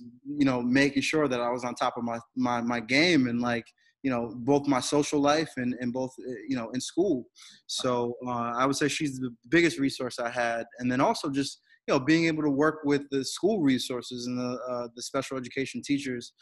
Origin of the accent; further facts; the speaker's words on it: Bridgeport, Connecticut, United States; moved away as an adult; also born or lived in Naugatuck, Connecticut; now in Worcester, United States; I grew up in Connecticut